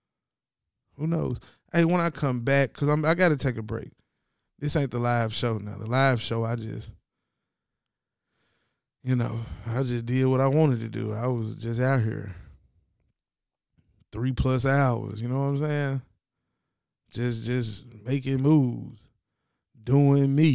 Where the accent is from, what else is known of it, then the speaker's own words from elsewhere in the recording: Tennessee, United States; I'm from Tennessee.